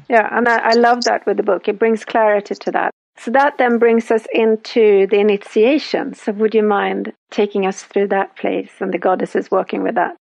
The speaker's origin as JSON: {"language": "English", "country": "Sweden", "said": "I'm from Sweden, so we have our Nordic goddesses"}